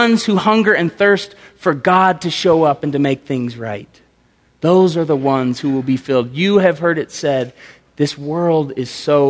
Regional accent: Tulsa, Oklahoma, United States; Growing up in Tulsa, I played on a basketball team in high school

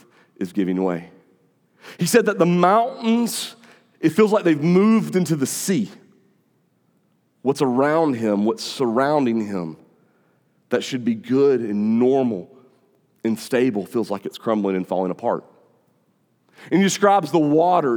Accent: North Augusta, South Carolina, United States; North Augusta is my hometown

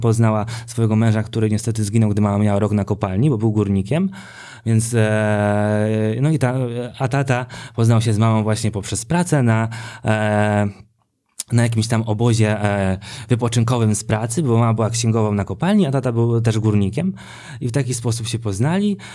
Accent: Sosnowiec, Silesian Voivodeship, Poland; now in Warsaw, Poland; pochodzę z Sosnowca, tam się wychowałem

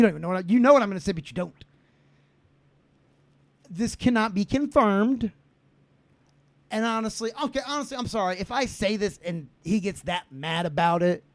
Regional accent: Franklin, United States; we grew up with in Franklin

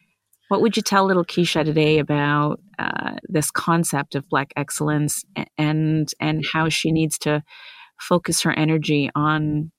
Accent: Vancouver, British Columbia, Canada; also born or lived in India; I'm an immigrant. I was born in India. I grew up in Vancouver, BC. Huge Indian settling community there.

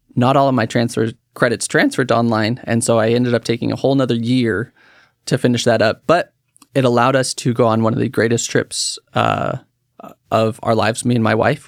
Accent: Woodburn, Oregon, United States; I was born here in Oregon, um, raised in Woodburn

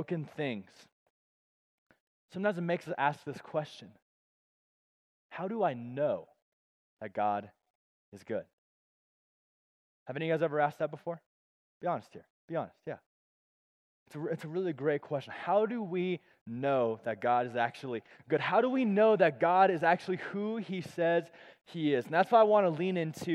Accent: Colorado Springs, Colorado, United States; moved away as an adult; also born or lived in Tulsa, Oklahoma; I grew up in Colorado Springs my whole life.

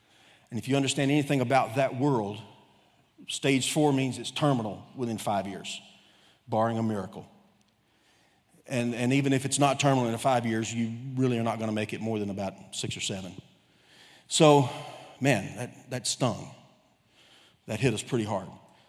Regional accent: Texas, United States; born there; also born or lived in Ohio / Korea; now in Cabot, United States; I've been a nomad most of my life. I was born in Texas, lived in every Gulf Coast state. Lived in Ohio for a while, actually lived in Korea for a while.

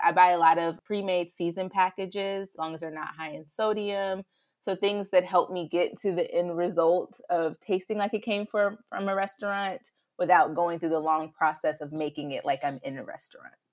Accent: the South, United States; accent: Southern drawl; moved away as an adult; now in Chicago, United States; I'm originally from the South

